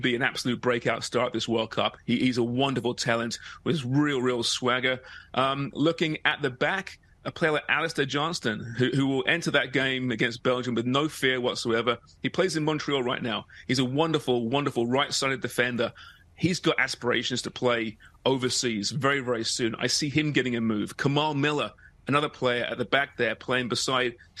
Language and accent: English; England, United Kingdom; as an Englishman